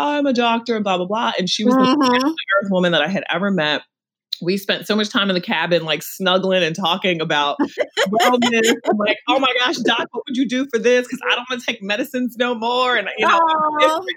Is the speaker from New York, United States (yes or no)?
yes; New York City, New York, United States; we're both from Brooklyn.